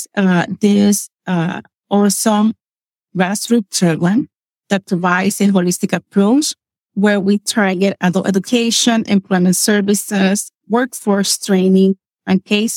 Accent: Puerto Rico; English is a second language; moved away as an adult; now in Lancaster, United States; I grew up in a small town on the west side of Puerto Rico

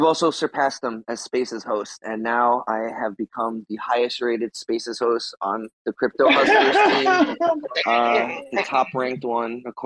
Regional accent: South Florida, United States; I'm from South Florida.

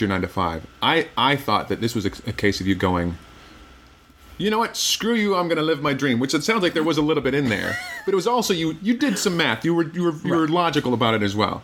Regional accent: Midwest, United States; I'm from the Midwest

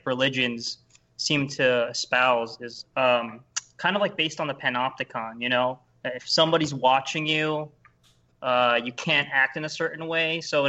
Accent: Philippines; Yeah, I mean, I'm Filipino, so, like, my parents are super hardcore Catholic

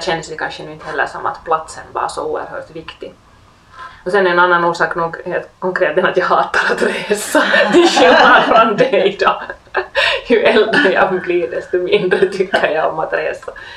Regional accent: Helsinki, Uusimaa, Finland; det är ju ändå min hemstad

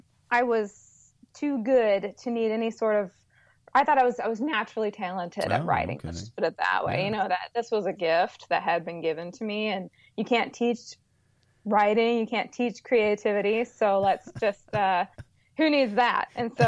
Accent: Chicago, Illinois, United States; now in Alabama, United States; Yes, we are from the Midwest. My husband grew up in Minnesota all his entire life, and I just moved all over the Midwest. I was from Chicago mainly.

